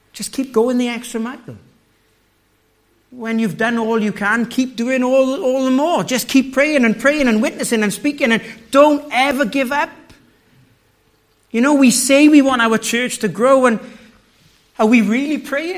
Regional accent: the Valleys, Wales, United Kingdom; moved away; I come from the valleys in Wales

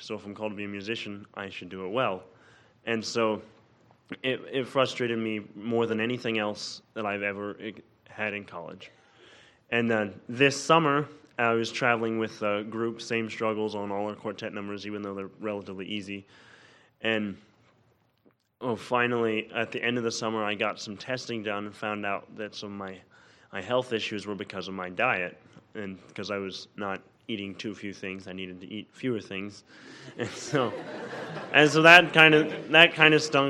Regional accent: Olive Branch, Mississippi, United States; I'm from Olive Branch, Mississippi

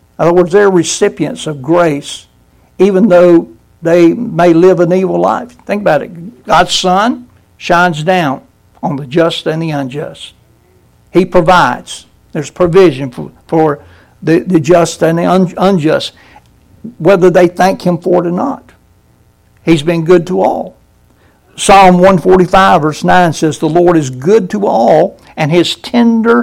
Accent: Brunswick, Georgia, United States; I grew up in Brunswick

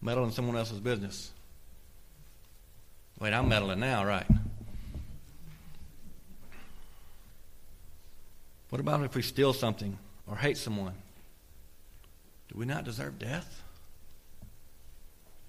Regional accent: United States; As American Christians

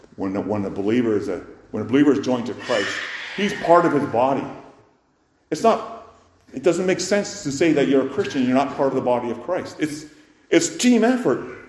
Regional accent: Canada; as Canadian citizens, of course, we observe Remembrance Day

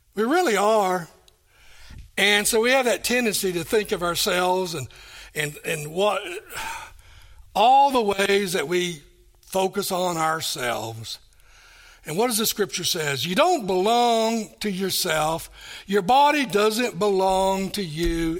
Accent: Kingsport, Tennessee, United States; moved away; also born or lived in Johnson City, Tennessee; I was born and raised here in Kingsport.

